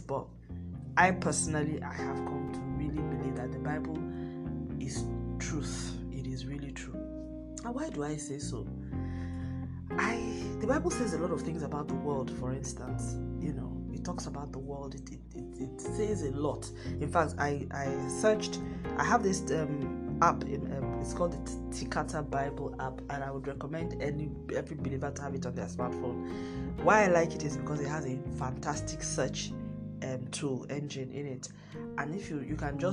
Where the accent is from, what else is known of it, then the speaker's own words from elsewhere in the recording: Nigeria; my home country, Nigeria